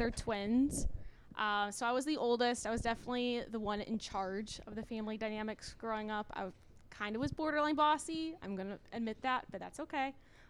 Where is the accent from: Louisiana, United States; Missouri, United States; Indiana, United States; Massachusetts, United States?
Missouri, United States; St. Louis; moved away as an adult; I grew up in St. Louis, Missouri. I grew up in South City. It was a pretty awesome neighborhood to grow up in, and then I moved here 2 years ago.